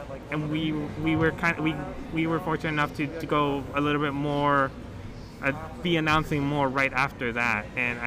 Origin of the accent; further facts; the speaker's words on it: Houston, Texas, United States; I've been born and raised in Houston.